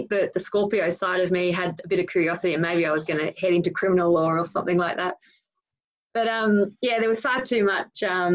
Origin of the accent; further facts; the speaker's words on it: Sydney, New South Wales, Australia; I grew up in the North Shore of Sydney